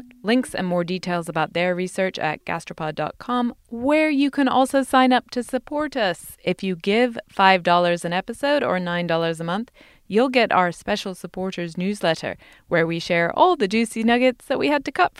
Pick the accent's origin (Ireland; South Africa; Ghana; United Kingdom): United Kingdom; England; now in United States; as someone who didn't grow up here. There's a culture of individual giving in America that we don't have, for example, in my home country of England.